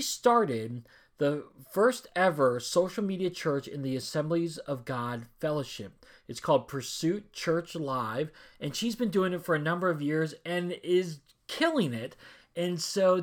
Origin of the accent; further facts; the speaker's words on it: Washington, District of Columbia, United States; I was born and raised in Washington, D.C. area